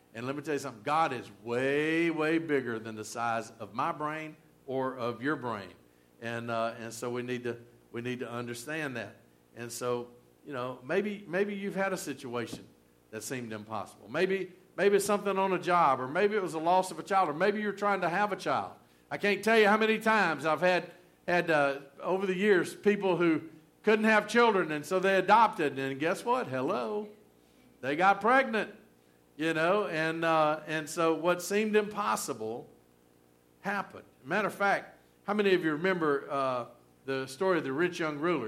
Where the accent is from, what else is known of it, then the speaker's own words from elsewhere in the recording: Rome, Georgia, United States; accent: southern; moved away as an adult; also born or lived in Baton Rouge, Louisiana; Rome, Georgia, my hometown